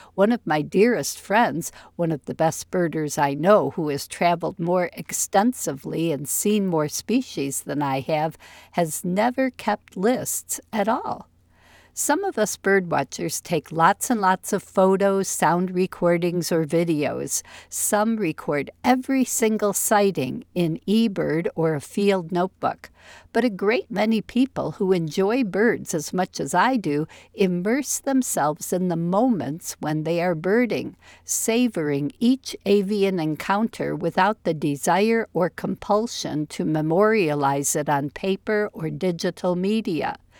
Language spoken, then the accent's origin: English; near Chicago, Illinois, United States; moved away; also born or lived in East Lansing, Michigan; where I grew up near Chicago